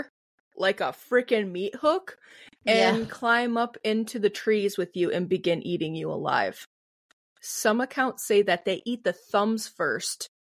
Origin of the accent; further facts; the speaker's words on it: Midwest, United States; I'm from the Midwest. I already have a weird ass accent